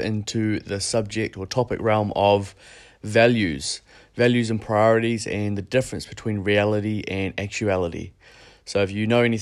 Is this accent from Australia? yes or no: no; Christchurch, Canterbury, New Zealand; moved away as an adult; now in Bali, Indonesia; I'm currently in quarantine back in my hometown in Christchurch